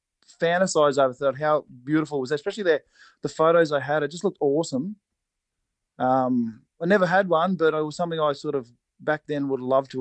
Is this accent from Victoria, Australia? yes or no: yes; Cobram, Victoria, Australia; I grew up in Cobram, up on the Murray.